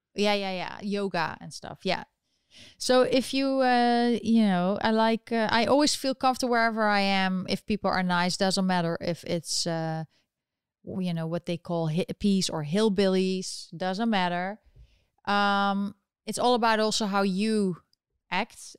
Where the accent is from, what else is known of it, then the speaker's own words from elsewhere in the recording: Netherlands; now in United States; I was born in, in the Netherlands, and I'm still eligible to vote there.